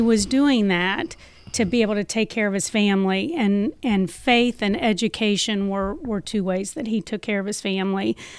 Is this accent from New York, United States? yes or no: no; Clarksville, Indiana, United States; I grew up in Clarksville, Indiana, so we were in the Archdiocese of Indianapolis